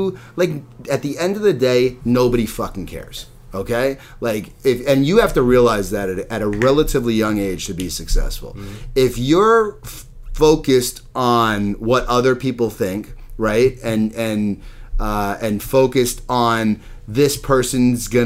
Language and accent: English; Long Island, New York, United States; I'm from Long Island.